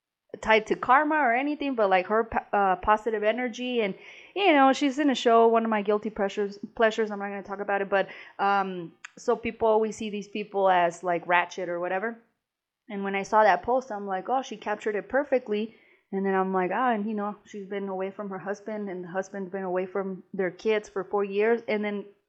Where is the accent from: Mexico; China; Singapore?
Mexico; moved away; growing up in Mexico